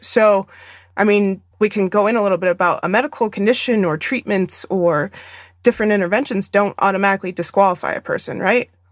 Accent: Arizona, United States; moved away; my home state of Arizona

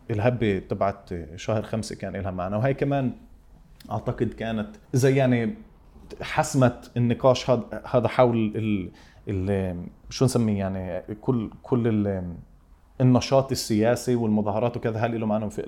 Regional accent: Palestine; طب ليش ليش الفيلم تبعي انا كفلسطيني لازم يتعرف كفيلم فلسطيني

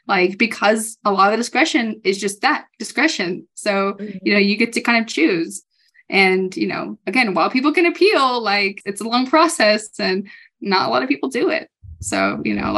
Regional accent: California, United States; now in Colorado, United States; I'm from California

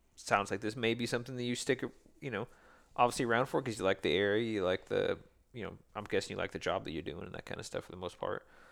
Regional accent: west of Seattle, Washington, United States; I'm west of Seattle

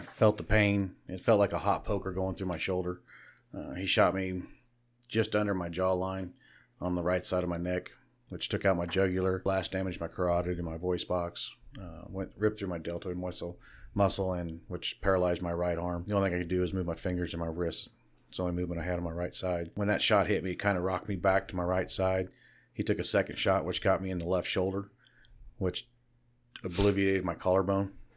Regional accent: Kansas, United States; Born and raised in Barton County.

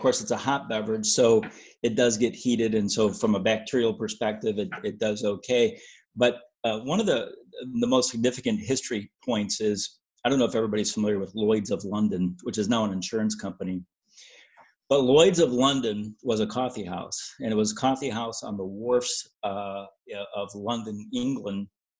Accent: Augsburg, Bavaria, Germany; Well, like I said, I grew up in Europe, but my hometown, I was born in Augsburg, Germany.

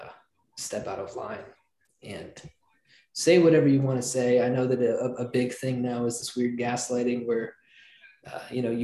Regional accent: Oklahoma, United States; I grew up in Oklahoma

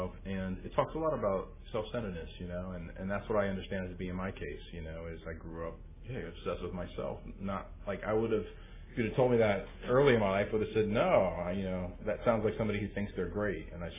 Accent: East Coast, United States; also born or lived in Washington, D.C.; I grew up on the East Coast, and I came into OA my first few years on the East Coast in Washington, D.C. area. I'm the youngest of seven kids.

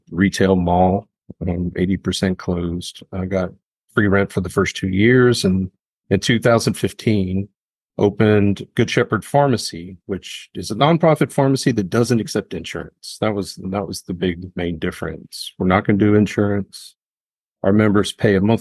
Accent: Memphis, Tennessee, United States; I grew up here in Memphis

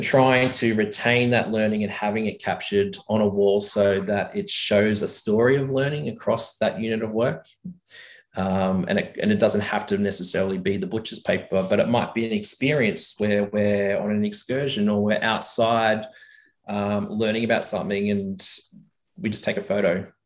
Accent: Tamworth, New South Wales, Australia; also born or lived in Sydney, Australia; now in Orange, Australia; I was born in Sydney, mm. and when I was eight years old, I, I we moved up to a, a, big cattle property out of Tamworth, New South Wales.

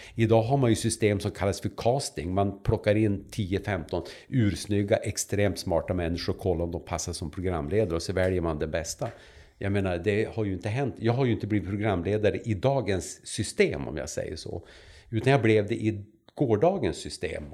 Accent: Vännäsby, Västerbotten County, Sweden; also born or lived in Umeå; jag kommer från Vännäsby, som är en liten ort som ligger två och en halv, två och en halv mil väster om Umeå. Där är jag född och där har jag levt

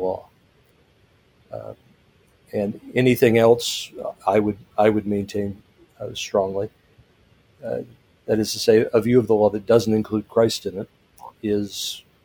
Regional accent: St. Louis, Missouri, United States; moved away as an adult; also born or lived in East Asia; Washington University School of Law in my hometown of St. Louis

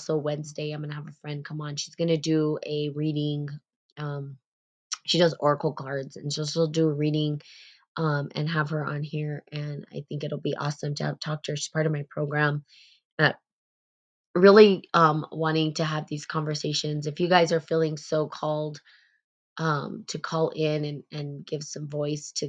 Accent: United States; there is sort of this privilege that we carry as Americans

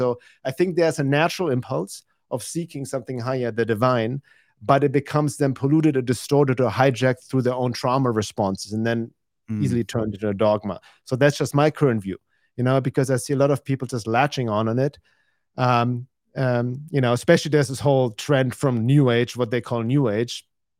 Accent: Germany; I'm from Europe.

